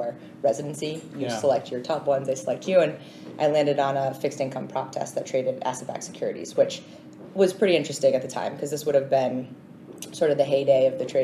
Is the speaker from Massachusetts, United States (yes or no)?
yes; Swampscott, Massachusetts, United States; moved away as an adult; now in New York, United States; grew up in Swampscott, Massachusetts, so I want to give a shout out to the North Shore of Massachusetts